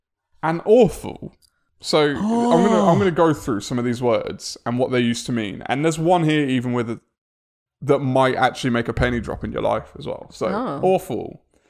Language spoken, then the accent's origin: English; England, United Kingdom; as we English quite often say